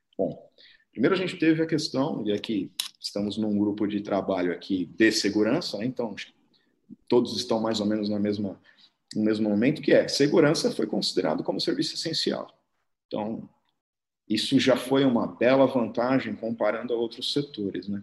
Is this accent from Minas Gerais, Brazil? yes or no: no; São Paulo, Brazil; Sou paulistano, é, cresci em Pirituba aqui, que não é uma outra cidade, tá, galera? Pirituba é um bairro de São Paulo aqui